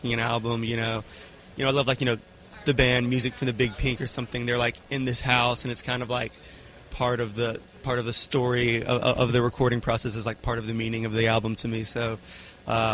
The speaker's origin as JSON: {"language": "English", "town": "Oxford", "region": "Mississippi", "country": "United States", "tie": "born or raised there", "said": "working in my hometown of Oxford, Mississippi"}